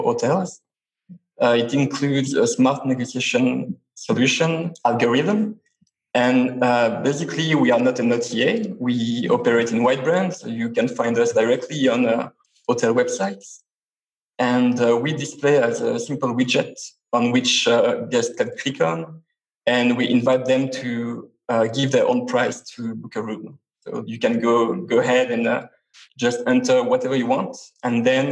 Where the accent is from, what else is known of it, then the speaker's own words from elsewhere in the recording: Switzerland; I come from Switzerland